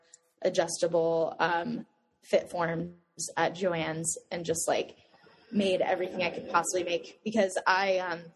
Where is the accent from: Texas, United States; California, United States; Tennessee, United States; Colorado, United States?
Colorado, United States; Boulder; I grew up in Boulder, Colorado